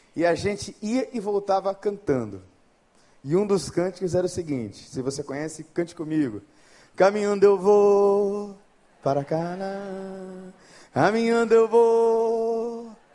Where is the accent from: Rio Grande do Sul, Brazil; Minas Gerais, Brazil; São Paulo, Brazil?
São Paulo, Brazil; now in Rio de Janeiro, Brazil; eu sou de São Paulo